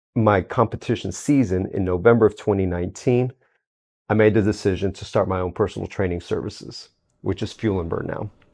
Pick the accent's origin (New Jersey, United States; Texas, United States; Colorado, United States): Texas, United States; Houston; Born and raised in Houston, Texas